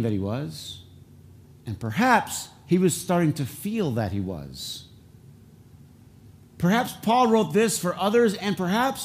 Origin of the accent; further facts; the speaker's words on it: Flint, Michigan, United States; accent: Flint English; I have Flint English